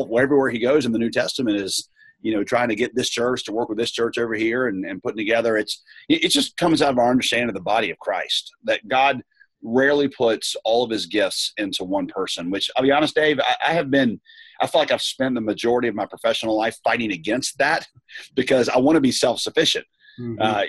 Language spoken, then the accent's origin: English; the South, United States; also born or lived in Southeast Asia; now in Raleigh, United States; I come from the South